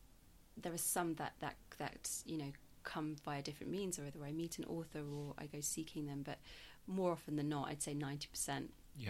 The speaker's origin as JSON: {"language": "English", "country": "South Africa", "tie": "born or raised there", "lives_now": "Yorkshire, United Kingdom", "said": "I was brought up in South Africa in the apartheid. So I was before I moved to Yorkshire."}